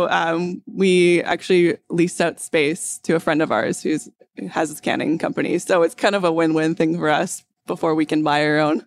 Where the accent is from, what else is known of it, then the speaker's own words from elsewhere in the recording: North Vancouver, British Columbia, Canada; I grew up on the North Shore